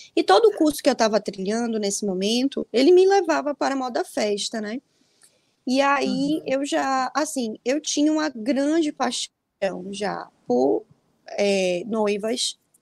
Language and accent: Portuguese; Bahia, Brazil; also born or lived in Salvador; eu sou da Bahia, né? Eu tô em Salvador.